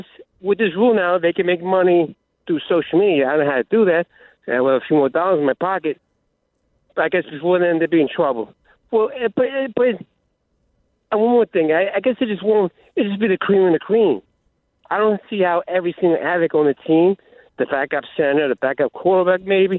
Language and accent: English; East Coast, United States; I'm from the East Coast here